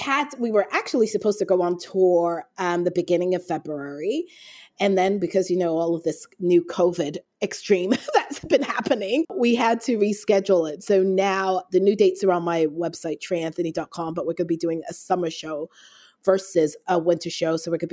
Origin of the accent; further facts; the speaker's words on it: Toronto, Ontario, Canada; also born or lived in London, England; now in United States; I grew up in Toronto, Canada. Okay. I was born in England, London, England, but I moved to Toronto when I was 12.